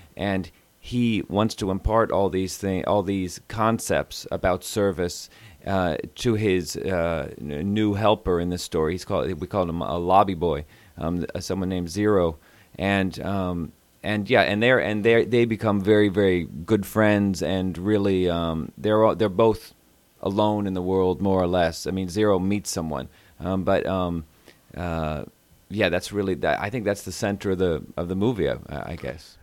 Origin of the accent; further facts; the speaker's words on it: Houston, Texas, United States; I'm from Houston